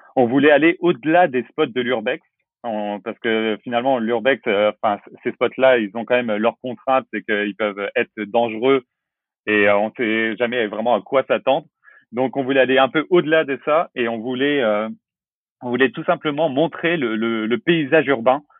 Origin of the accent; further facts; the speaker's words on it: La Rochelle, Nouvelle-Aquitaine, France; je viens de La Rochelle, j'ai 30 ans